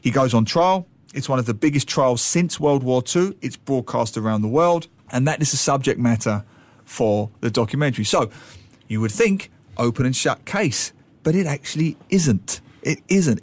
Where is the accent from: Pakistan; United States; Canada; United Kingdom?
United Kingdom; London; London, my hometown